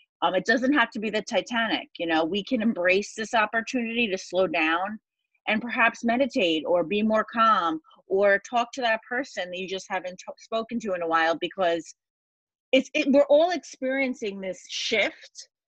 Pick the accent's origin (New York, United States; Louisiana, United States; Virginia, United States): New York, United States; 2 days before 9/11, I am from New York. I was at Penn State University studying advertising